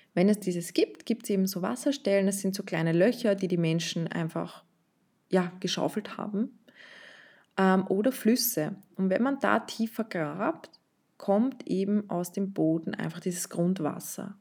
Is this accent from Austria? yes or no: yes; Vienna, Austria; ich bin in Wien aufgewachsen, in Österreich